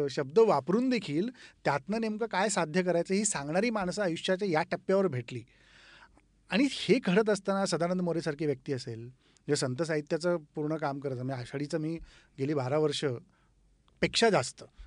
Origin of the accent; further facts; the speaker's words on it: Yenegur, Maharashtra, India; moved away as an adult; also born or lived in Pune; now in Mumbai, India; उमार्गा तालुक्यातून माझं मूळ गाव येणेगूर